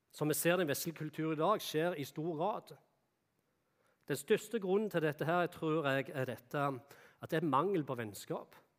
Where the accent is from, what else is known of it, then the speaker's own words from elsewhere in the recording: Jæren, Rogaland, Norway; moved away; der jeg kom ifra, ifra Jæren, da, så er det mye bondegård